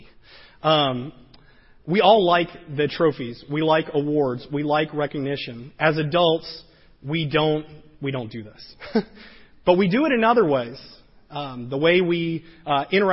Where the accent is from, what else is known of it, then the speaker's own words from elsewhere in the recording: the South, United States; I grew up in the South